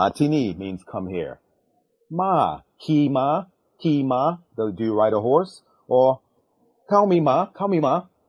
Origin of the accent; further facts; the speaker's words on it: New York City, New York, United States; also born or lived in London / Thailand; now in Queens, New York, United States; I was born in London, grew up in New York, so considers myself a staunch New Yorker. Grew up in Brooklyn. Now we live in Queens, you know, and also stayed. We lived overseas in Thailand for about 11 years.